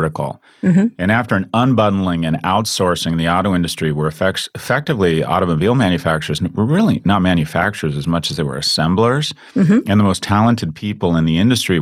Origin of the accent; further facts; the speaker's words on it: Los Angeles, California, United States; I grew up in Los Angeles